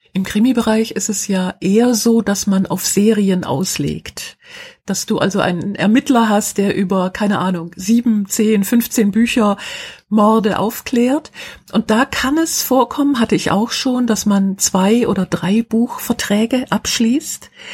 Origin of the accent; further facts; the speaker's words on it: Schwäbisch Hall, Baden-Württemberg, Germany; in meiner Heimatstadt Schwäbisch Hall